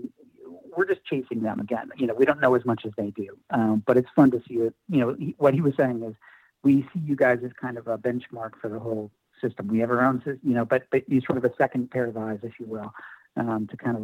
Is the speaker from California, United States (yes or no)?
yes; California, United States; I'm an Oakland A's fan, born and raised in California